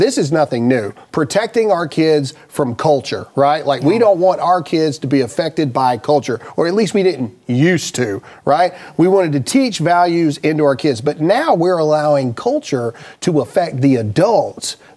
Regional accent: Mississippi, United States; I'm from Mississippi

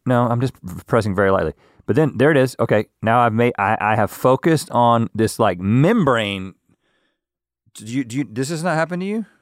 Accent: Harnett County, North Carolina, United States; we're just a couple of guys who grew up in Harnett County

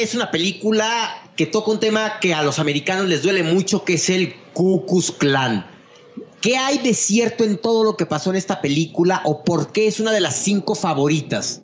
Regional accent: Mexico; como mexicano

